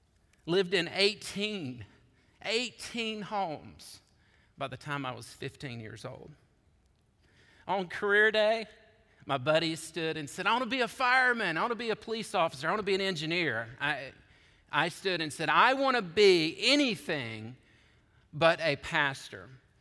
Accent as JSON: {"language": "English", "region": "Georgia", "country": "United States", "tie": "born or raised there", "also_born_or_lived": "Chattanooga, Tennessee", "said": "I was born to seminary students in Chattanooga, Tennessee. I grew up in Georgia as the son of a bivocational pastor."}